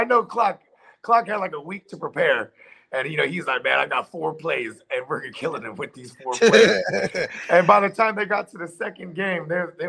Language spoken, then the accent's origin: English; San Jose, California, United States; I'm from San Jose